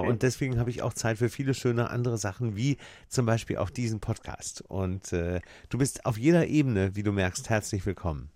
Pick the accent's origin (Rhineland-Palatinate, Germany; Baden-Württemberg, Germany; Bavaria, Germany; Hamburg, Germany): Hamburg, Germany; als Hamburger